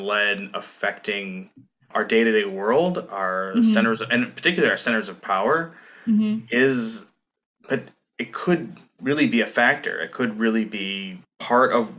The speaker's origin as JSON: {"language": "English", "region": "Minnesota", "country": "United States", "tie": "born or raised there", "said": "growing up in Minnesota"}